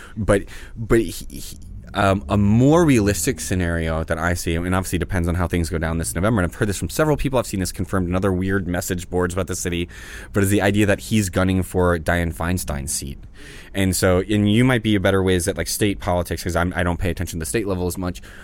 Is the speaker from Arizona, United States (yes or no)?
no; New Orleans, Louisiana, United States; born or raised there; now in Los Angeles, United States